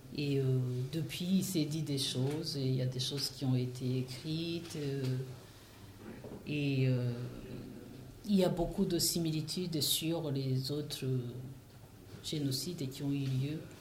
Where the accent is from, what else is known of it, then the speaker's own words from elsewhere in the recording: Rwanda; moved away; j'ai un pays, je viens de, du Rwanda